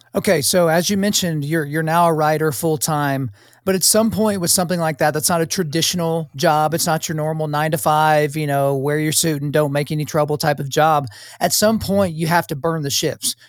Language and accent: English; United States; as an American, as an American with a wife and children